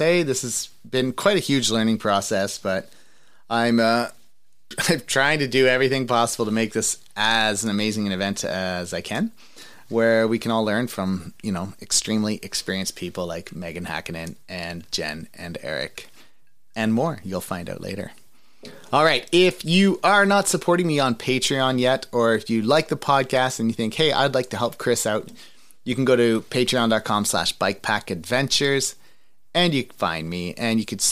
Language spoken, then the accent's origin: English; Trenton, Ontario, Canada; also born or lived in Ottawa; I'm kind of from Ottawa, but like I grew up in Trenton mostly